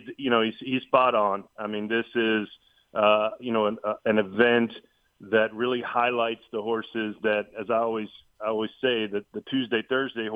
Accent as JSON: {"language": "English", "region": "Louisiana", "country": "United States", "tie": "born or raised there", "moved": "yes", "said": "growing up in Louisiana, working the fairgrounds through high school and, you know, even into college"}